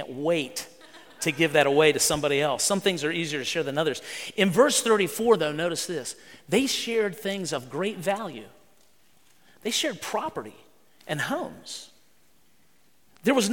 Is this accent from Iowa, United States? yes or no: no; West Virginia, United States; I grew up in West Virginia driving a pickup truck